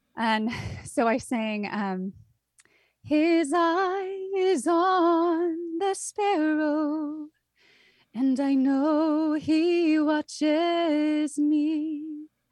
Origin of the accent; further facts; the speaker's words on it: Santa Cruz, California, United States; I grew up in Santa Cruz, California.